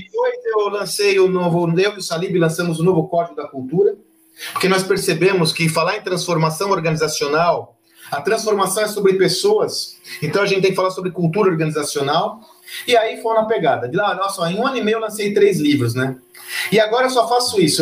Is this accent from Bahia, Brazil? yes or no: no; São Paulo, Brazil; Eu comecei minha carreira com 18 anos vendendo amendoim confeitado na periferia de São Paulo